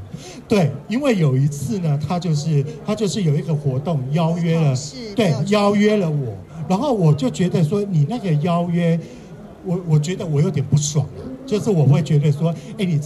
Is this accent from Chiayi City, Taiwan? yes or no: no; Kaohsiung, Taiwan; 我也是高雄人。